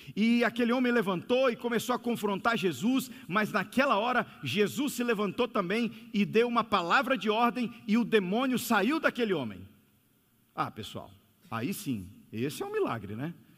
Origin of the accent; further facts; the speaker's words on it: São Luís, Maranhão, Brazil; moved away; also born or lived in São Paulo (NASP) / Brasília; Eu vim de São Luís do Maranhão. Eu estudava na escola adventista ali